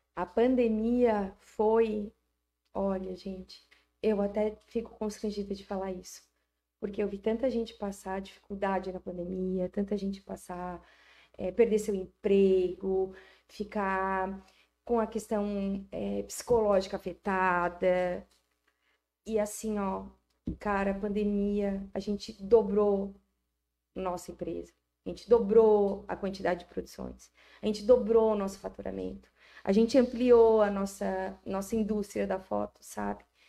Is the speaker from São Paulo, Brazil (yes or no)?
no; Araranguá, Santa Catarina, Brazil; E eu amo Araranguá. Eu sou muito araranguaense. Eu sou araranguaense eu sou brasileira